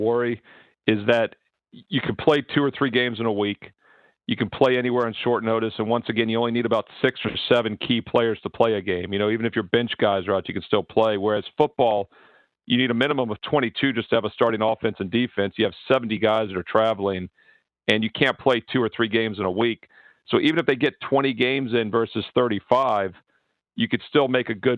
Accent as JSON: {"language": "English", "town": "Williamsburg", "region": "Virginia", "country": "United States", "tie": "born or raised there", "said": "my hometown team, William & Mary"}